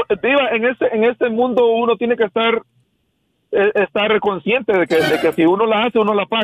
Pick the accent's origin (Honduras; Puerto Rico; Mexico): Honduras; Yo soy hondureño, Diva. Yo soy hondureño.